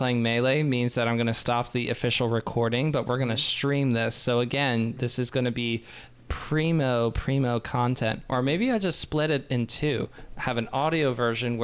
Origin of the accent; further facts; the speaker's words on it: United States; I'm American